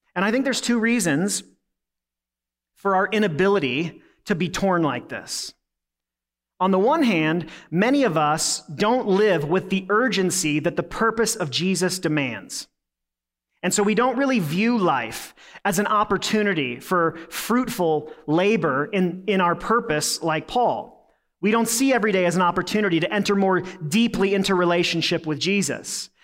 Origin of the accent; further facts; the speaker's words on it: United States; being an American